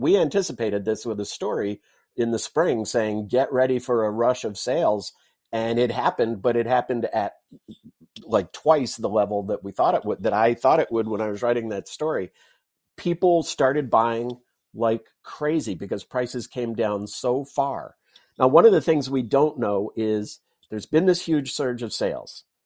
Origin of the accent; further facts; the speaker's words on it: Southern California, United States; moved away; I grew up in California, not a native of California, but grew up in Southern California